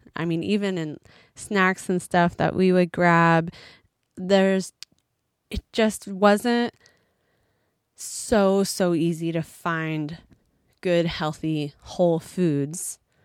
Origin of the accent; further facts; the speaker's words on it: United States; moved away as an adult; an American who's been gone from America for a little while